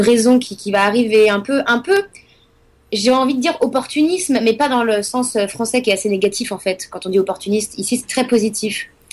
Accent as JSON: {"language": "French", "town": "Nantes", "region": "Pays de la Loire", "country": "France", "also_born_or_lived": "Paris", "moved": "as an adult", "lives_now": "New York, United States", "said": "moi je viens de Nantes à la base"}